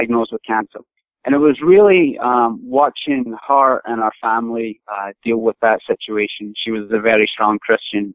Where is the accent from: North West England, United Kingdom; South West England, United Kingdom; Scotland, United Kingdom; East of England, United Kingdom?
Scotland, United Kingdom; moved away as an adult; now in United States; I grew up in Scotland, originally from Scotland. All my family's from there.